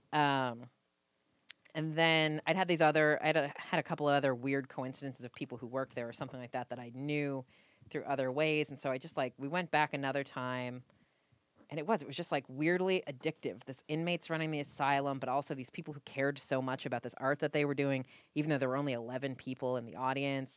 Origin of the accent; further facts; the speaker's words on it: New England, United States; now in Los Angeles, United States; I am Puritan from New England